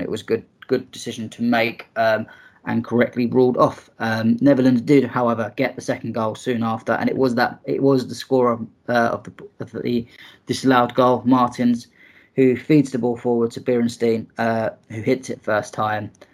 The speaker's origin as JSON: {"language": "English", "region": "England", "country": "United Kingdom", "said": "for me, as an Englishman"}